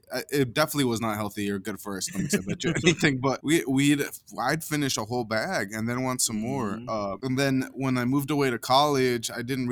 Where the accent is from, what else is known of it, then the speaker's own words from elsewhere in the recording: Caldwell, Idaho, United States; when I was growing up, I talked to you about living in the migrant camp in Caldwell.